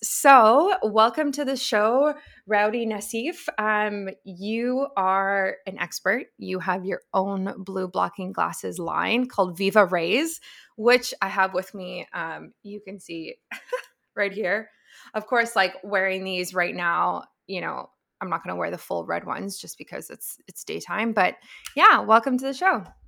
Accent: Canada; as a Canadian

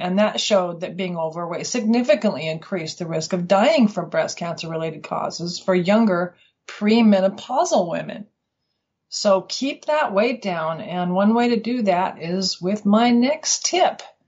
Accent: Colorado, United States; moved away as an adult; now in Western Australia, Australia; I'm from Colorado originally, and we came here in 1990.

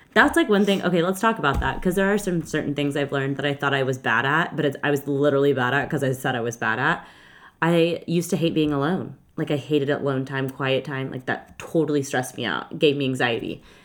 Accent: Texas, United States; I'm from Texas

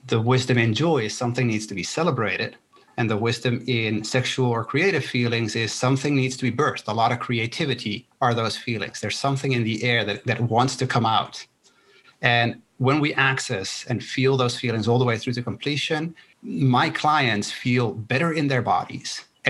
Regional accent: Netherlands; born there; first language Spanish; English is a second language; My parents are from Chile, right? I was born in the Netherlands. Both my parents are from Chile. My first language is Spanish.

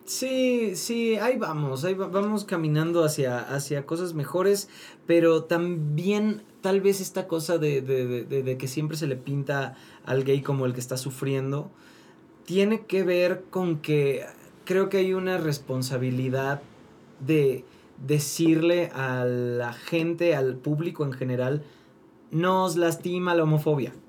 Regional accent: Mérida, Yucatán, Mexico; soy de Mérida.

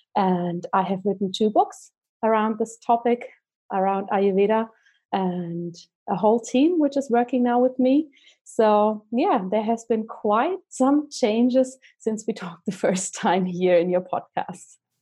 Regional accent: Germany; moved away as an adult; now in Zurich, Switzerland; I'm originally from Germany, but I live in Zurich, Switzerland with my family now.

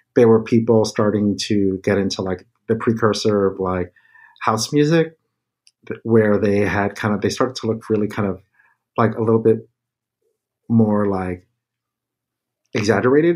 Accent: New York City, New York, United States; growing up in the Bronx, my family were visual artists

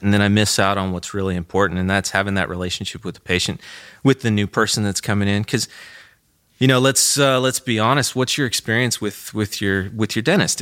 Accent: Goodland, Kansas, United States; I grew up on a farm south of, uh, Goodland.

